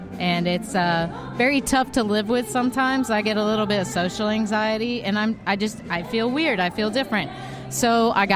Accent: Texas, United States; also born or lived in Houston, Texas; now in Alabama, United States; I was born in Texas

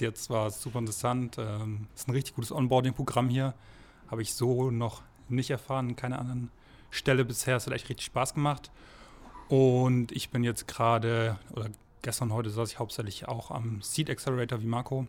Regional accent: near Karlsruhe, Baden-Württemberg, Germany; now in Ingolstadt, Germany; ich komme aus der Nähe von Karlsruhe, mhm. vom Dorf

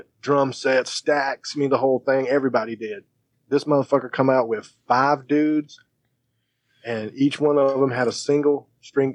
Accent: Myrtle Beach, South Carolina, United States; my hometown in Myrtle Beach

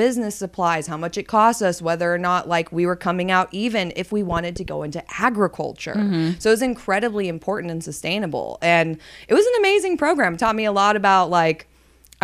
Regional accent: Oregon, United States; moved away as an adult; now in Corpus Christi, United States; We spent a lot of time hiking as a kid. Well, in water sports, right? Because we lived on the Columbia River Gorge.

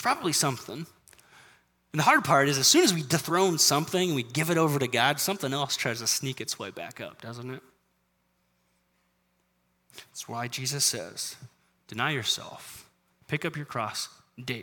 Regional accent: United States; as American Christians

